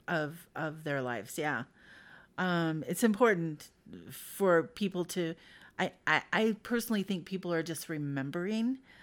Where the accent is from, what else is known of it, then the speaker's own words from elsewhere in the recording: Idaho, United States; I'm from Idaho. Uh, but I went around, I'm, I've been all over the place. But I moved back to Boise in two thousand five